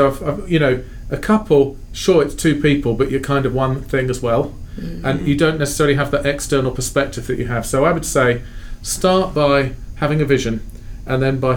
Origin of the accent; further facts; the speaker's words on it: Sheffield, Yorkshire and the Humber, United Kingdom; moved away as an adult; also born or lived in London; now in Fort Wayne, United States; I was born in London, grew up in a city called Sheffield in northern England.